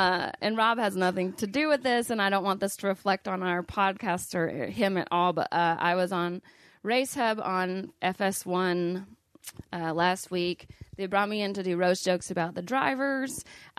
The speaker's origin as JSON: {"language": "English", "region": "Missouri", "country": "United States", "said": "Listen, I'm from Missouri and I hate that you're eating."}